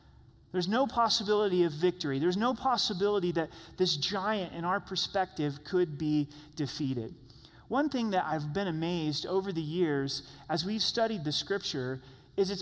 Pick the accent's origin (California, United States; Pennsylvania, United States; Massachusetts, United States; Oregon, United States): Oregon, United States; Grants Pass; moved away; I was born and raised in Grants Pass, Oregon, which is just 60 miles south of Roseburg.